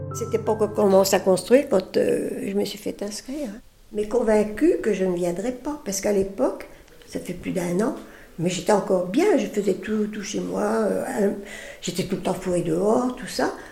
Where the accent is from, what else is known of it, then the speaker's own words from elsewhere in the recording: Lyon, Auvergne-Rhône-Alpes, France; also born or lived in Paris; now in Lagny-sur-Marne, France; Je suis née dans Lyon. Mes parents avaient une ferme